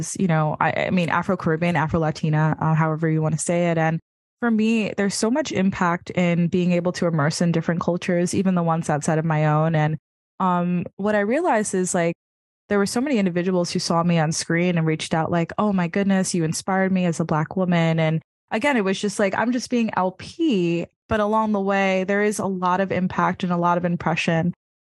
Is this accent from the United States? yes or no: yes; New York City, New York, United States; being a New Yorker